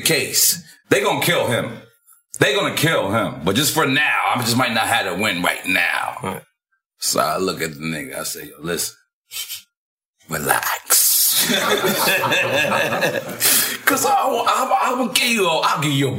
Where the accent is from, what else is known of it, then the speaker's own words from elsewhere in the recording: United States; I'm American.